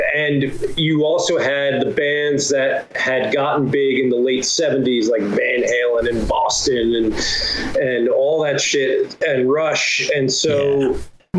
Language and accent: English; New Jersey, United States; growing up in New Jersey